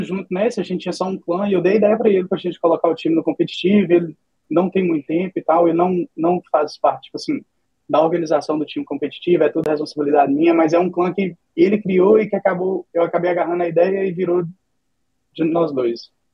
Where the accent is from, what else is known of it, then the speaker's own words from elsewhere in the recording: Minas Gerais, Brazil; now in United States; Eu sou de Minas Gerais, tenho 28 anos, moro nos Estados Unidos